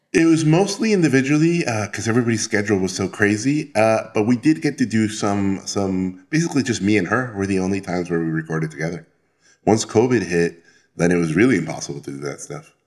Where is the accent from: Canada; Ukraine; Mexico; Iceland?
Mexico; Tijuana, Baja California; moved away as an adult; also born or lived in Mexico City; I'm originally from Mexico, but then I grew up in Tijuana